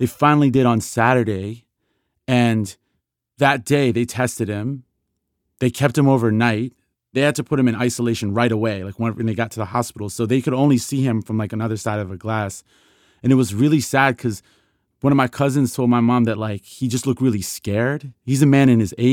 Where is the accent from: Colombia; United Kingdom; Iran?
Iran; Tehran, Tehran Province; now in Rockville, United States; I live in Rockville, Maryland, but I was born in Iran, Tehran, Iran.